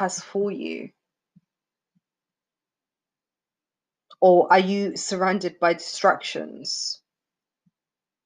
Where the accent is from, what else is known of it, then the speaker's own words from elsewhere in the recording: Venezuela; moved away; I'm from South America, if you guys didn't know. Venezuela.